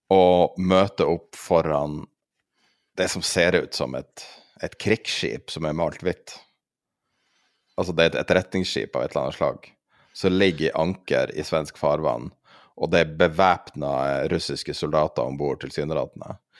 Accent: Tromsø, Troms, Norway; i Tromsø, der jeg er fra

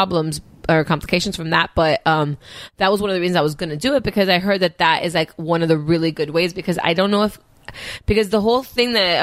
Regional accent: Miami, Florida, United States; I grew up in Miami. I'm Cuban.

